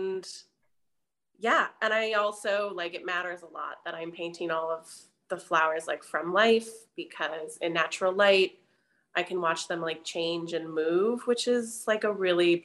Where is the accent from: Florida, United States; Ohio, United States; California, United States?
California, United States; Pasadena; moved away as an adult; also born or lived in Boston, Massachusetts / Paris, France; now in Philadelphia, United States; I grew up in Pasadena, California.